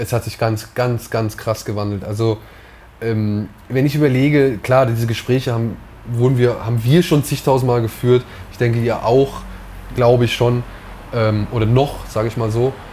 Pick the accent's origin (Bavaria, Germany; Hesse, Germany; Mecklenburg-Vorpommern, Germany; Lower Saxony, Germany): Hesse, Germany; Wiesbaden; born or raised there; also born or lived in Oberhausen